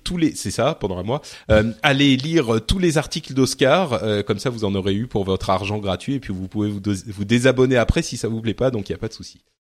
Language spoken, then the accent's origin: French; Lebanon; moved away; je viens du Liban